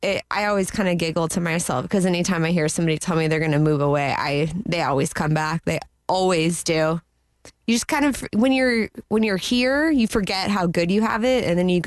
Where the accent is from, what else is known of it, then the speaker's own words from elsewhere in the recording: Orlando, Florida, United States; I have born and raised in Orlando.